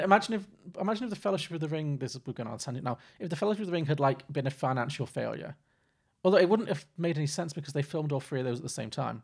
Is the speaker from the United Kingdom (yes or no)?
yes; Liverpool, North West England, United Kingdom; I'm from, I grew up in Liverpool and most of my family are f, from Irish Catholic background